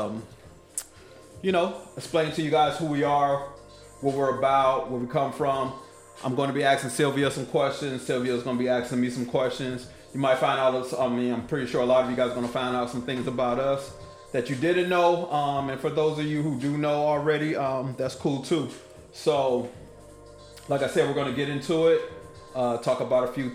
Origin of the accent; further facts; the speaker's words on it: Killeen, Texas, United States; also born or lived in Oakland, California / Las Vegas, Nevada; I was born in Oakland, California. I was raised in Killeen, Texas, all the way until I was 18